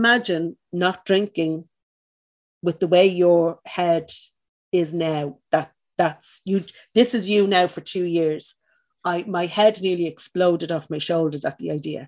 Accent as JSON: {"language": "English", "town": "Dublin", "region": "Leinster", "country": "Ireland", "said": "Where I was from, I'm from the north side of Dublin, I'm from Cabra"}